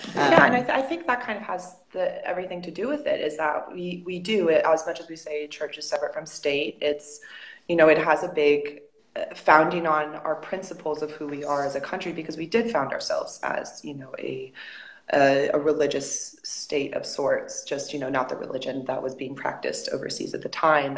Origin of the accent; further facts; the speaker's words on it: United States; moved away as an adult; also born or lived in Spain; I said I was from America, or even when I didn't, and they heard my accent